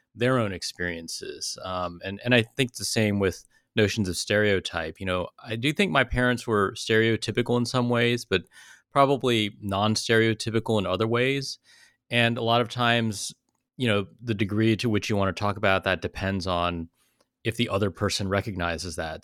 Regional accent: South Bay, Silicon Valley, California, United States; I grew up in the South Bay, like Silicon Valley, in the '80s and '90s

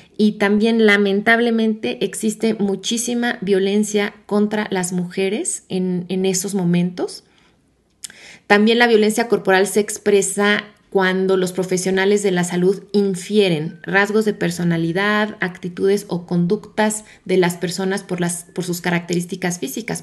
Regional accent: Mexico; mi país México

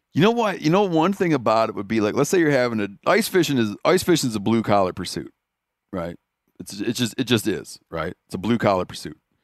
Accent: Michigan, United States; moved away; I grew up in Michigan, at first for most of my life that I lived there

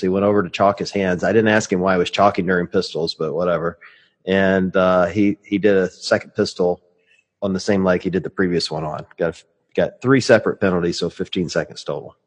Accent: Cleveland, Ohio, United States; Cleveland is a metropolitan city

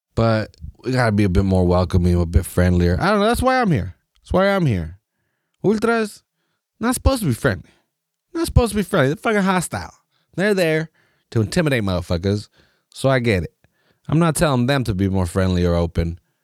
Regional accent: United States; as American soccer fans

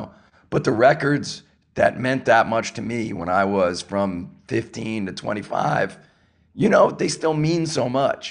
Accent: New York, United States; I grew up in New York

